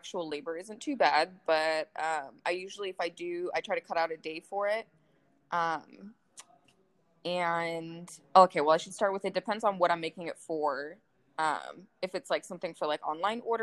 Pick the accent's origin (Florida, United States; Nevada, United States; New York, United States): Nevada, United States; Las Vegas; I was actually born here in Vegas.